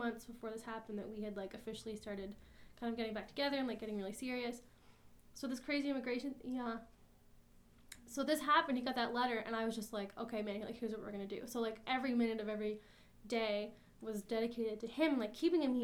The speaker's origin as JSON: {"language": "English", "area": "Quispamsis", "region": "New Brunswick", "country": "Canada", "tie": "born or raised there", "also_born_or_lived": "Fredericton", "said": "I grew up in Quispam, which is like, it's not a university town, it's like a very residential New Brunswick place"}